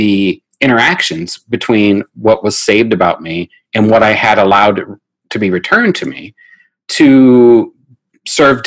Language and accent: English; United States; I'm American.